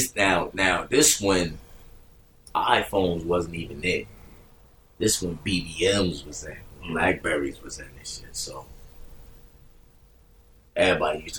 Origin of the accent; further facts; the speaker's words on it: Grand Street Projects, New Jersey, United States; I grew up in two buildings. My projects only had two buildings. I grew up in Grand Street Project